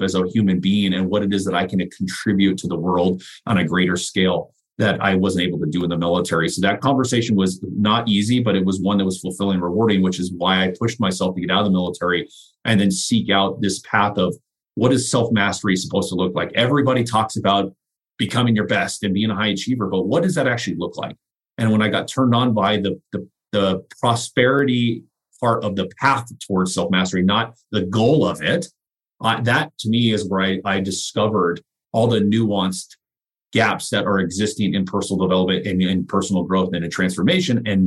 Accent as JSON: {"language": "English", "country": "United States", "tie": "born or raised there", "said": "being an American born"}